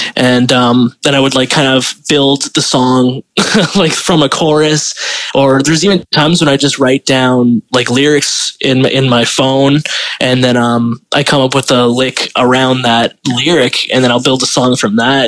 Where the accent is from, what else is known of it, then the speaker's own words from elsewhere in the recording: Delta, British Columbia, Canada; I grew up in Delta